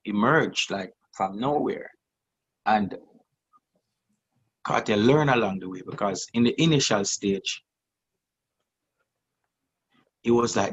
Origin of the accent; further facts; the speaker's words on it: Jamaica; we as Jamaican